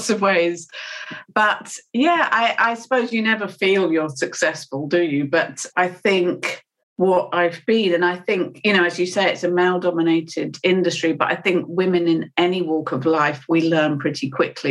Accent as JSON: {"language": "English", "country": "United Kingdom", "said": "I'm British"}